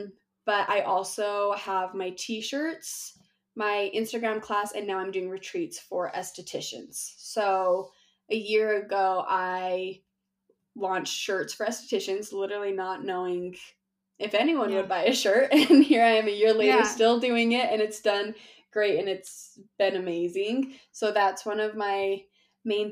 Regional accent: Utah, United States; I am from Utah

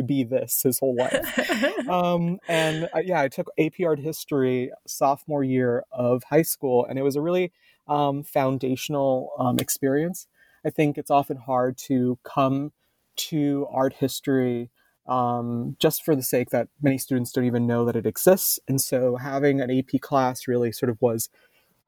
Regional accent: Miami, Florida, United States; So I was raised in Miami, Florida, basically in the Everglades

